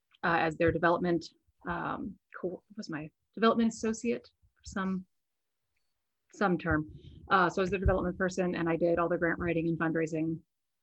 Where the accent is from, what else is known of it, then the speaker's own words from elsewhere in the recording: Florida, United States; born there; also born or lived in Virginia / Spain; Life story, I'm a military brat. So I was born in Florida, and then we were stationed at the Pentagon, and then we were stationed in Spain, right outside Madrid.